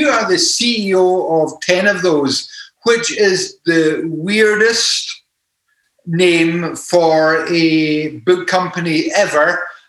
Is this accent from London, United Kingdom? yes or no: no; Scotland, United Kingdom; we broadcast from Scotland with a Scottish perspective.